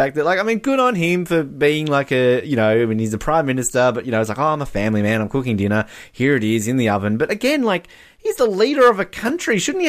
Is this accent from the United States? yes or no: no; Australia; as an Australian